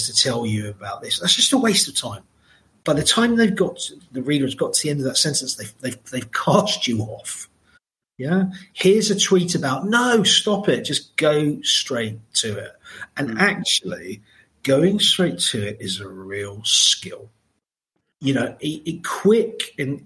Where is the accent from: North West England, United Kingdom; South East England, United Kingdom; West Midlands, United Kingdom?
South East England, United Kingdom; Margate; I grew up in Margate, which was by no means a rich place then